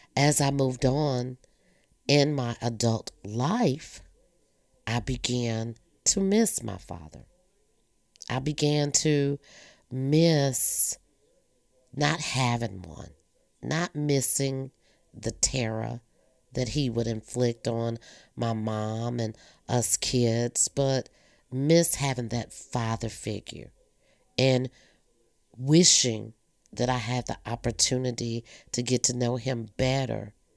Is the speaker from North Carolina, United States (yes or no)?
yes; North Carolina, United States; also born or lived in Virginia; we moved to North Carolina from Virginia. I had to be every bit of maybe eight, nine years old